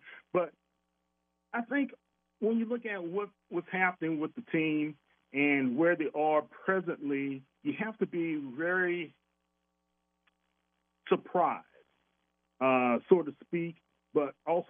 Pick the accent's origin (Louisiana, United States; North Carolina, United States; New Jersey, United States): Louisiana, United States; New Orleans; Born and raised in New Orleans, Saints fan all of my life.